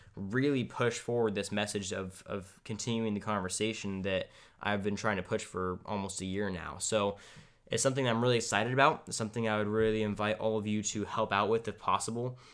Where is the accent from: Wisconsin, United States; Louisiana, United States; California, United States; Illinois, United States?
California, United States; we're, we're from California